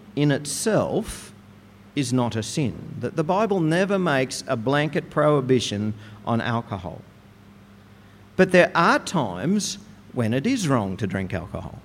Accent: Goondiwindi, Queensland, Australia; As a teenager growing up in Gundawindi

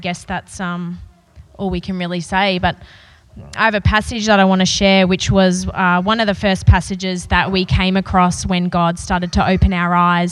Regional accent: Brisbane, Queensland, Australia; I grew up in Brisbane in a really loving

